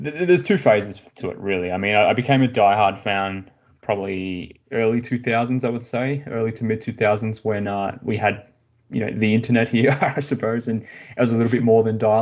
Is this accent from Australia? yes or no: yes; Australia; growing up in Australia